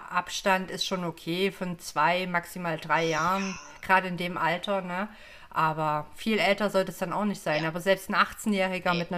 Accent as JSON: {"language": "German", "region": "East Germany", "country": "Germany", "said": "ich meine, ich komme aus dem Osten, ne? Wir sind ja da grundsätzlich sehr frei und offen aufgewachsen."}